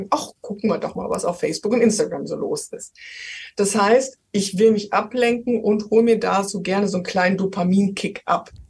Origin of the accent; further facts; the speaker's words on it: Rhineland, Germany; Ich war mal zweieinhalb Jahre in Hamburg, aber ich bin Rheinländerin.